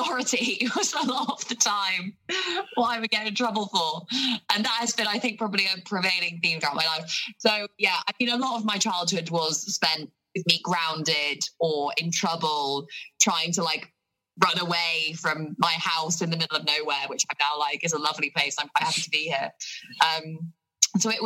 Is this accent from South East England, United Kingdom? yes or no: yes; Basingstoke, South East England, United Kingdom; I grew up here in Hampshire, so just outside of Basingstoke